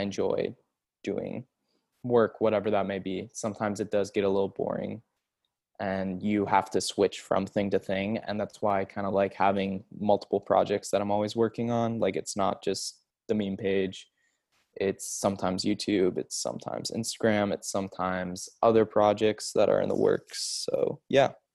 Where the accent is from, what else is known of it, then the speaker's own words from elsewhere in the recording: Seattle, Washington, United States; I'm from Seattle